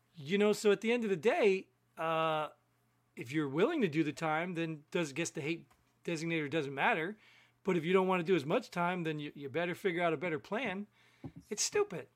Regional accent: New Jersey, United States; I grew up in Jersey

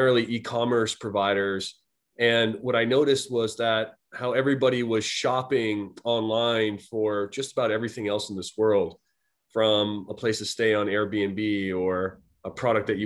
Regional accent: Boston, Massachusetts, United States; moved away as an adult; also born or lived in Silicon Valley, California; I was a student at grad school back in my hometown of Boston.

